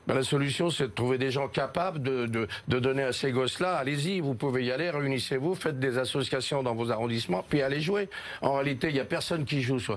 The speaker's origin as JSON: {"language": "French", "town": "Paris", "region": "Île-de-France", "country": "France", "tie": "born or raised there", "said": "je suis né à Paris, je suis. Euh, j'ai passé une vie complète à Paris"}